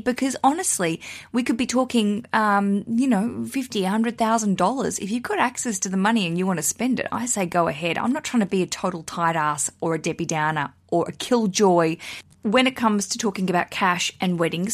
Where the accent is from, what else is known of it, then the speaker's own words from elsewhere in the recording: Australia; now in United Kingdom; I'm broadcasting from the U K. I'm an Australian